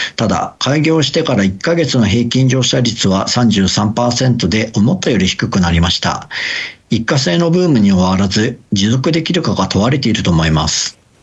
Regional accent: Kagoshima, Japan; also born or lived in Tokyo; now in Saga, Japan; 私の出身は鹿児島県です。

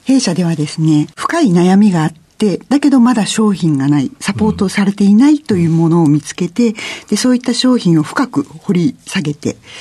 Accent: Gunma, Japan; also born or lived in Ueno, Tokyo; 出身は群馬県なんですが、生まれは東京、上野で生まれました。

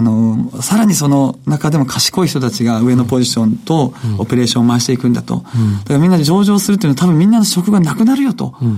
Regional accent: Yame, Fukuoka, Japan; 福岡県八女市

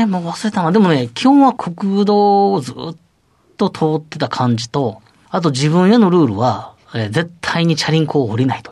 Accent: Otsu, Shiga, Japan; 出身は滋賀県大津市です

